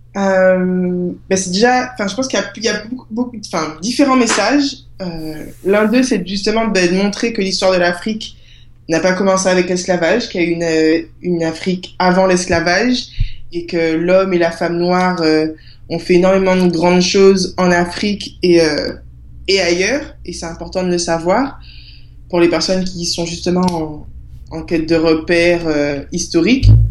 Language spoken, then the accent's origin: French; Guadeloupe; also born or lived in Marseille; je suis née à Marseille, mais euh, j'ai grandi en Guadeloupe